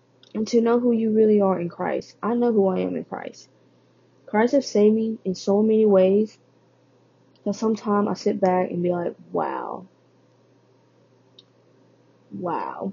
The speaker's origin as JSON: {"language": "English", "country": "Vietnam", "tie": "born or raised there", "moved": "yes", "said": "I was born in Vietnam. I am Vietnamese"}